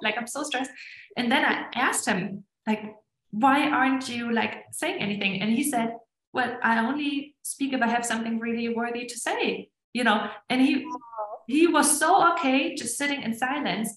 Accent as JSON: {"language": "English", "country": "Germany", "tie": "born or raised there", "also_born_or_lived": "Estonia", "moved": "as an adult", "lives_now": "United States", "said": "I grew up in Germany"}